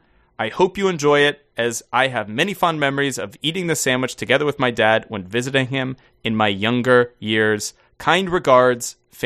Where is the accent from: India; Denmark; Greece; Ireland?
Denmark; while I'm born and raised in Denmark, my father lived in the Netherlands in my teens, so I visit him quite frequently there.